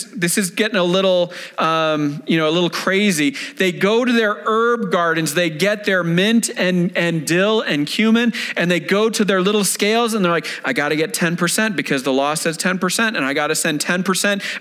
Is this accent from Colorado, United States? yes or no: yes; Denver, Colorado, United States; I was independent fundamental Baptist church, right? Here in the Denver area